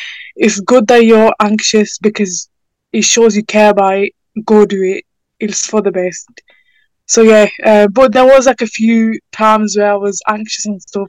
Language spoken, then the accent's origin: English; United Kingdom; My parents are from Pakistan, and I was born in the UK, so I'm Pakistani